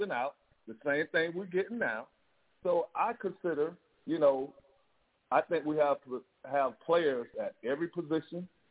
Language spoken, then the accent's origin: English; Miami, Florida, United States; I was born in the Grove in '69, but we would play ball at the boys club at Southwest Boys Club